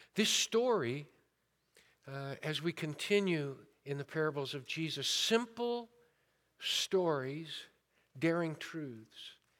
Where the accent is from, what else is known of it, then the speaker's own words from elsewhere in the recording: Modesto, California, United States; I was born and raised in Modesto